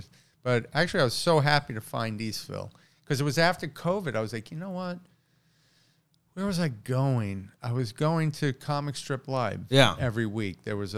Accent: Queens, New York, United States; And I grew up in New York, my whole life. I grew up in Queens. I moved into Manhattan when I was 19.

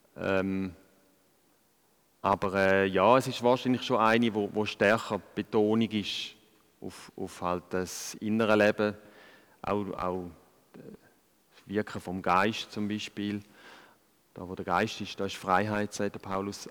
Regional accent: Switzerland; als, als Schweizer und, und da in diesen Breitengraden aufwachse

